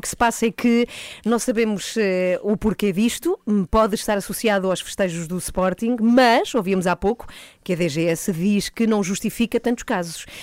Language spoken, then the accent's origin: Portuguese; Madrid, Community of Madrid, Spain; now in Portugal; visitei a minha cidade natal, que é Madrid.